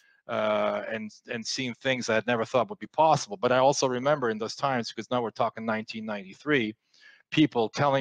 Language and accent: English; France; English is a second language; moved away as an adult; growing up in France